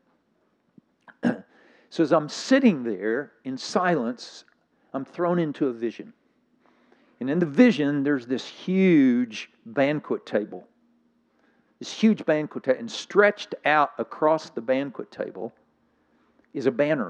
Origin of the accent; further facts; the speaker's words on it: Scotland, United Kingdom; I'm from Scotland.